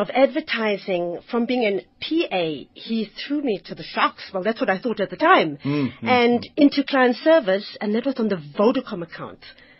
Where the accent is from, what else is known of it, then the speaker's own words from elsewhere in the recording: Zimbabwe; I think coming from Zims, my accent for some reason and my name gave the wrong impression of who I actually was.